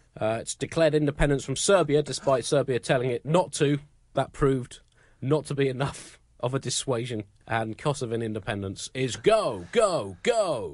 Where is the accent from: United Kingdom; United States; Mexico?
United Kingdom; I keep getting teased for being British